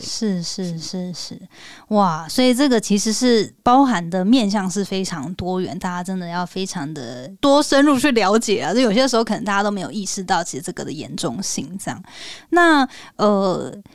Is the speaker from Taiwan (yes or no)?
yes; Taiwan; moved away; also born or lived in United States; 我们身为台湾人的这个义务